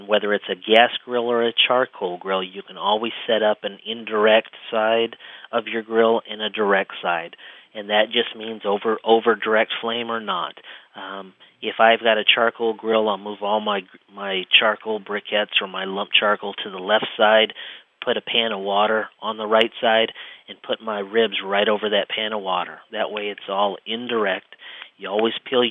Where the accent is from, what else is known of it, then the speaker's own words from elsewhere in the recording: Midwest, United States; We grew up in the Midwest, so we are not natives of seafood